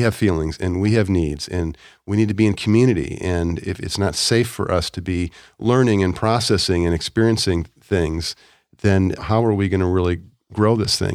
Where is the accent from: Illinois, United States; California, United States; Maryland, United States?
Illinois, United States; Chicago; moved away; I grew up in Chicago